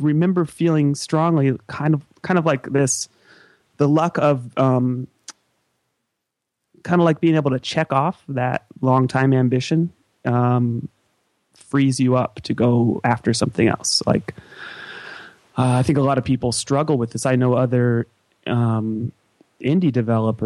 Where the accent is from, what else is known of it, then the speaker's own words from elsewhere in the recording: United States; as an American